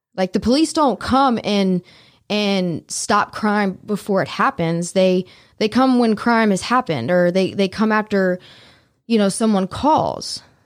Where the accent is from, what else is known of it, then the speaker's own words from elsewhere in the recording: Memphis, Tennessee, United States; also born or lived in New Orleans, Louisiana; I am originally from New Orleans. I've lived the majority of my life in Memphis, Tennessee